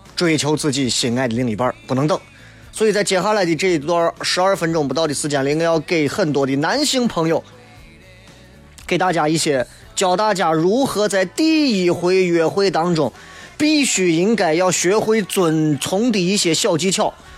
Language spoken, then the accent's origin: Chinese; Shaanxi, China; 我们陕西有句俗话啊